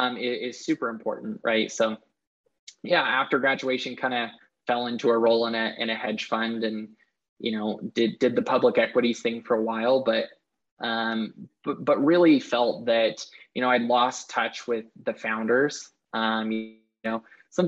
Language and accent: English; Lehi, Utah, United States; Well, like you said, yeah, grew up watching Silicon Slopes kind of blossom and grow.